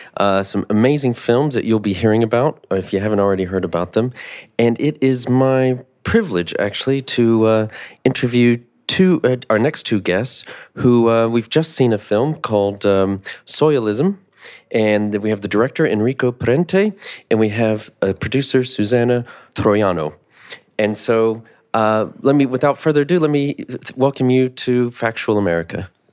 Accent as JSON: {"language": "English", "country": "United States", "also_born_or_lived": "North Carolina", "said": "as an American"}